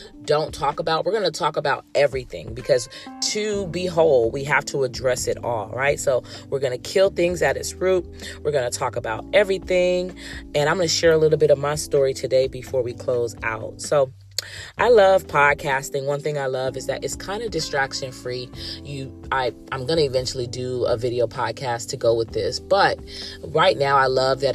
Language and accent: English; California, United States; I was born and raised in California and still currently residing in California